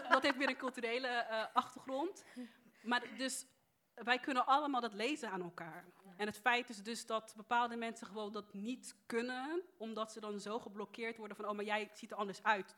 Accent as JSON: {"language": "Dutch", "country": "Netherlands", "tie": "born or raised there", "said": "Ik ben geboren in Nederland"}